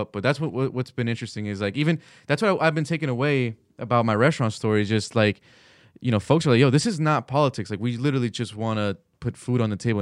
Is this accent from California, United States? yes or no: yes; California, United States; moved away as an adult; now in Washington, D.C., United States; my family back in California, I just drive through my my hometown